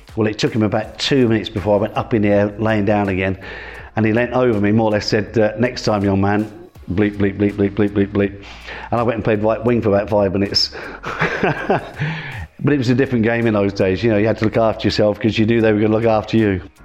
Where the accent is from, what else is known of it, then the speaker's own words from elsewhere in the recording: Higham Ferrers, East Midlands, United Kingdom; also born or lived in Nottingham; now in Norwich, United Kingdom; I was born in Nottingham, uh, but I then moved after in about a year down, ended up in Northamptonshire, uh, a place called Higham Ferrers.